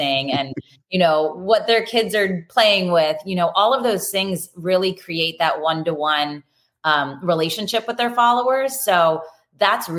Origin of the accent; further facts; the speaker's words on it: York, Pennsylvania, United States; moved away as an adult; also born or lived in Philadelphia, Pennsylvania; now in Los Angeles, United States; I grew up in Pennsylvania, York, Pennsylvania